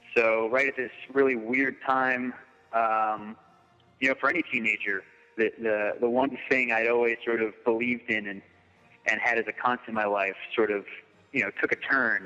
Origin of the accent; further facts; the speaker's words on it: Massachusetts, United States; also born or lived in Lynn, Massachusetts; I grew up in Massachusetts, uh, so I, I just moved from uh, Lynn